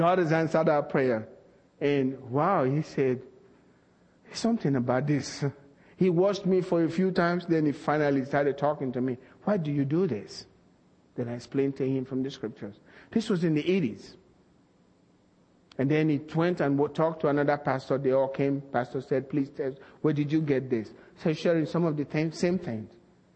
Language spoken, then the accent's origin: English; Nigeria; moved away as an adult; now in United States; we were raised in Nigeria.